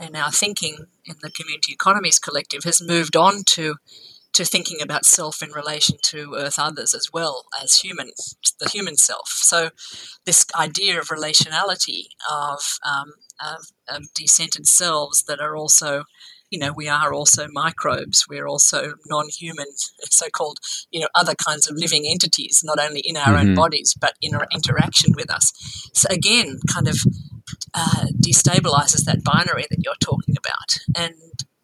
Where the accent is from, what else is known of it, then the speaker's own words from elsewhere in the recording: Australia; as an Australian